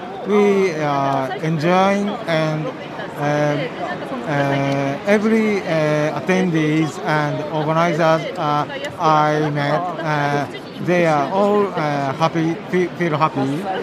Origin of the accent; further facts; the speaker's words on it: Japan; I'm from Japan.